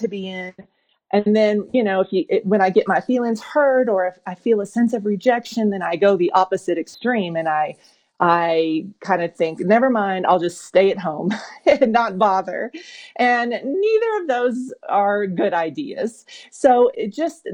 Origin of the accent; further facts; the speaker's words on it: Oklahoma, United States; moved away as an adult; I grew up in Oklahoma.